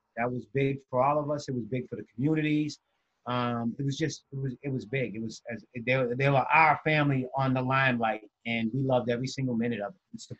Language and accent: English; Boston, Massachusetts, United States; because we all was from Mass Ave, and one of the things with me is I was raised in Cathedral Projects, but my mom and them owned a home.